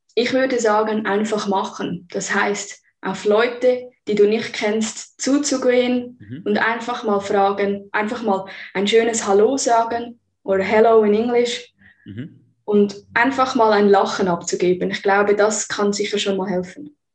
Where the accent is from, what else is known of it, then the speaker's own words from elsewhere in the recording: Zug, Switzerland; also born or lived in Vancouver, Canada; Ich bin hier aufgewachsen, geboren und kenne die Traditionen aus meiner Kindheit